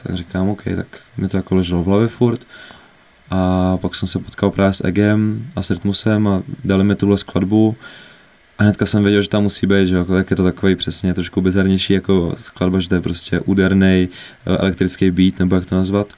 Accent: Ústí nad Labem, Ústí nad Labem Region, Czechia; Ústí nad Labem, odkud pocházím

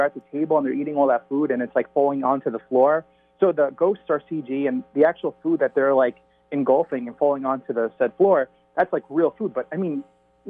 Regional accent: New York City, New York, United States; I grew up in Staten Island, New York

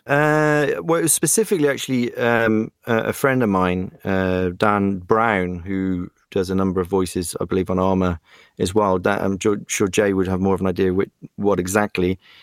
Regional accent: West Country, South West England, United Kingdom; moved away as an adult; also born or lived in Germany; now in Prague, Czech Republic; I moved to England when I was seven and uh, grew up very English

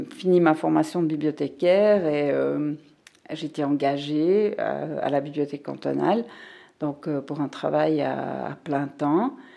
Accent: Fribourg, Switzerland; je suis née ici à Fribourg euh, en 1963

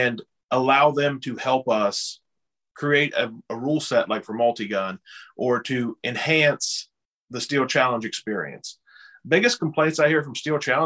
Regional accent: West Virginia, United States; I am from West Virginia

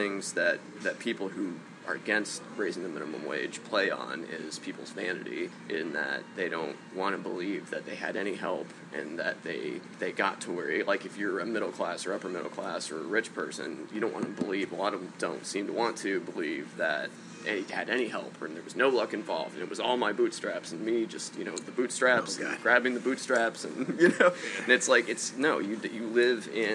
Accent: Mitchell, Indiana, United States; now in Kokomo, United States; I'm from Mitchell. I don't know if you know Mitchell, but it's a very, very small town, about 3,000 people in southern Indiana.

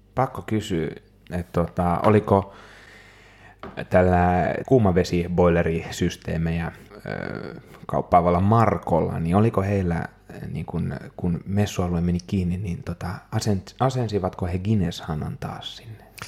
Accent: Helsinki, Uusimaa, Finland; täällä koti-Suomessa, Helsingissä, kotikaupungissani

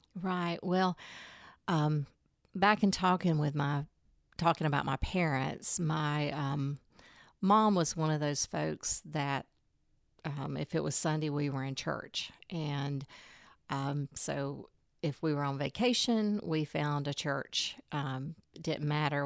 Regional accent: Alexandria, Alabama, United States; moved away as an adult; also born or lived in Mobile, Alabama / Atlanta, Georgia; now in Coleman; I grew up in Alexandria, Alabama. That's near Anniston, Gadsden area.

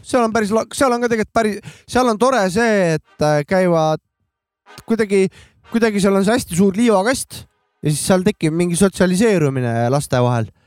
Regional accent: Estonia; ma olen eestlane

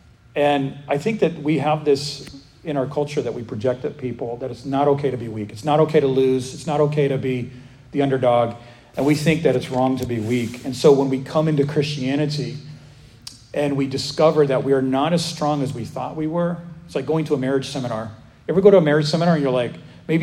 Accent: United States; as Americans

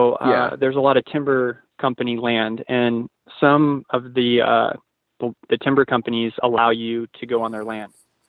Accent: Springfield, Oregon, United States; also born or lived in Portland, Oregon; born in Springfield, Oregon, went to Thurston High.

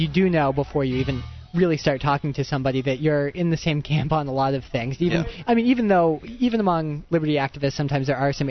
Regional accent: Keene, New Hampshire, United States; In Keene, where you generally broadcast out of, that's my hometown as well.

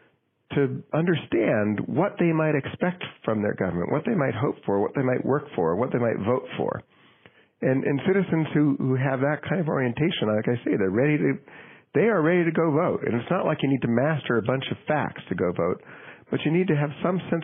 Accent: Manchester, New Hampshire, United States; my hometown of Manchester, New Hampshire

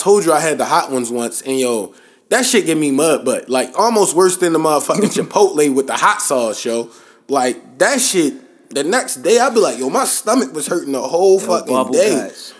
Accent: Baltimore, Maryland, United States; I'm from Baltimore.

